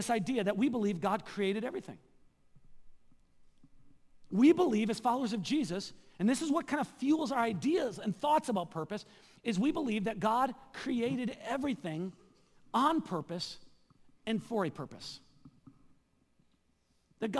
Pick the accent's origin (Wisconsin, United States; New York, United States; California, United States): Wisconsin, United States; southeast; moved away as an adult; also born or lived in Seattle; my hometown in southeast Wisconsin